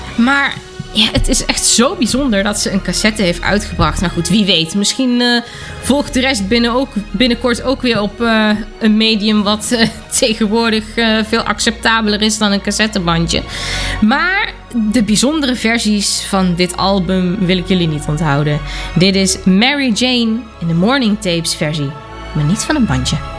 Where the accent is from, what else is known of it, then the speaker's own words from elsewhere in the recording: Germany; hier in Duitsland, daar waar ik vandaan kom